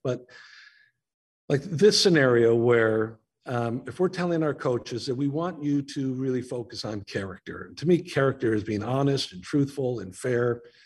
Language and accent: English; Naperville, Illinois, United States; now in Chicago, United States; I grew up in Naperville back when it was a small farm town of like 30,000 people